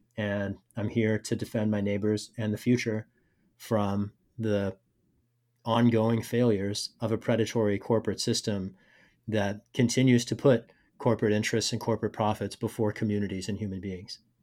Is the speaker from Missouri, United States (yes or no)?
yes; Rosebud, Missouri, United States; also born or lived in England / Pakistan; I came up in rural Missouri, uh, my family moved there when I was two years old. grew up in a small town called Rosebud.